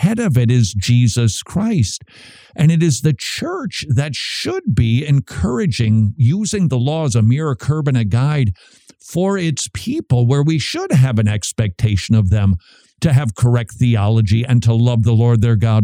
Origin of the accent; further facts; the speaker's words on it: Minnesota, United States; moved away as an adult; I'm from Minnesota. We don't have accents